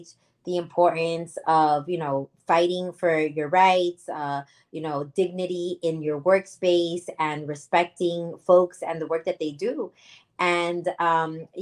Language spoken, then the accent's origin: English; Hialeah, Florida, United States; I was born and raised in Hialeah